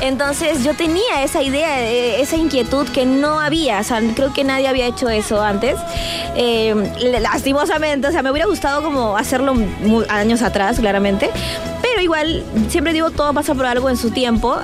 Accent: Peru; en mi país actué en dos novelas

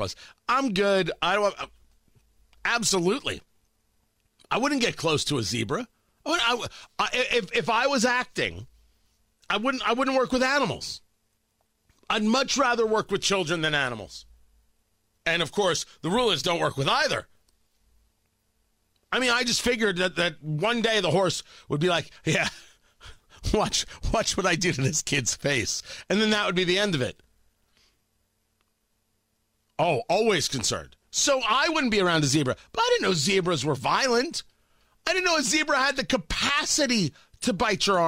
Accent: Middletown, New Jersey, United States; I grew up in Middletown, New Jersey.

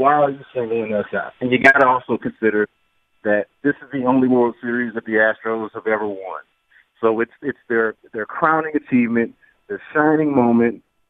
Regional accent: Houston, Texas, United States; I'm from Houston, born and raised

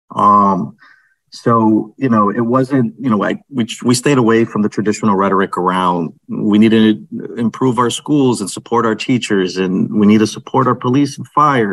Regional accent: Holyoke, Massachusetts, United States; here in the city of Holyoke, my hometown

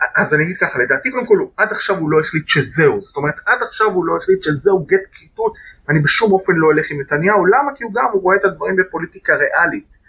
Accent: Jerusalem, Jerusalem District, Israel; אני יליד 1980, נולדתי להורים שיאריכו ימים גרים עד היום ברובע היהודי בירושלים

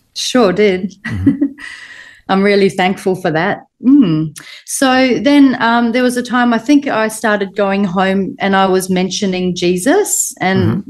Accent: New Zealand; also born or lived in Liverpool, England; I was born in Liverpool, England, mm-hmm. and I moved to New Zealand when I was two

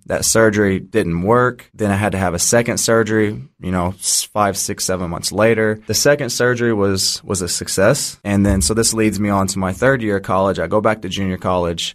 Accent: Jeffersonville, Indiana, United States; moved away as an adult; now in Australia; I'm from Jeffersonville, Indiana. Been in Australia since two thousand fifteen, playing professionally.

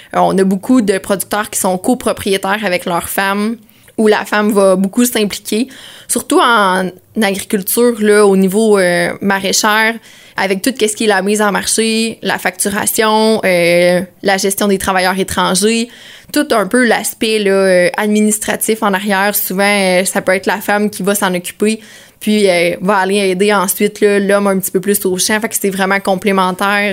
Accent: Sainte-Angèle-de-Prémont, Quebec, Canada; Je viens de Saint-Angèle-de-Prémont.

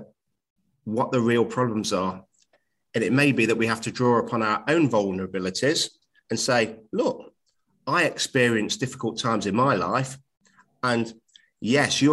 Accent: Nottingham, East Midlands, United Kingdom; I'm a teacher at a college in my hometown of Nottingham

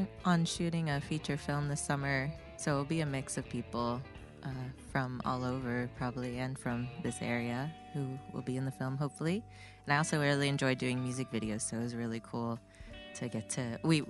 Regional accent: Fairfield, Iowa, United States; born or raised there; moved away as an adult; also born or lived in Connecticut / Berkeley, California / Los Angeles, California; now in Missoula, United States

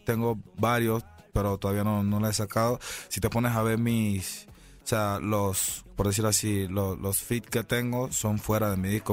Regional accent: Panama; fueron cinco años en mi país

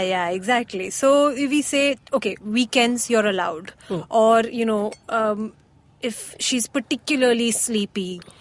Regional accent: Oman; I grew up in Oman where I used to watch like Arabic football anime type cartoons

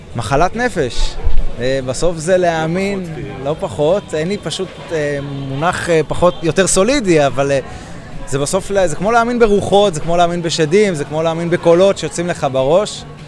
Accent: Jerusalem, Jerusalem District, Israel; הייתה לי ילדות אמונית, אני ירושלמי ממוצע

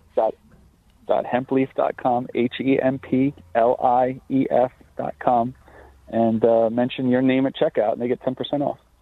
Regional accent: Lake Grove, New York, United States; I grew up in Lake Grove

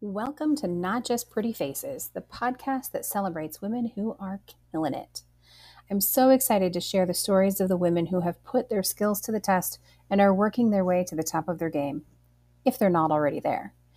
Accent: Cedar Rapids, Iowa, United States; I was born and raised in Iowa, Cedar Rapids, to be specific.

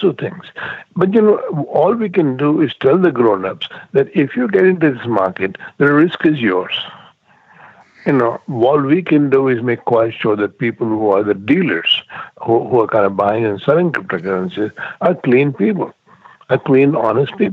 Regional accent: India; I've been to India, because I'm from India

